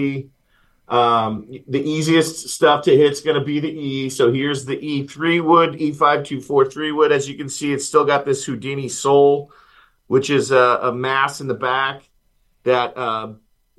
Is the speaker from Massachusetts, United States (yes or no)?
no; Indiana, United States; I'm from Indiana